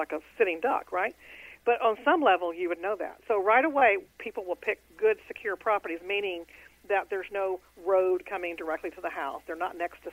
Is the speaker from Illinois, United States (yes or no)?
no; Houston, Texas, United States; I'm in Houston. That's my hometown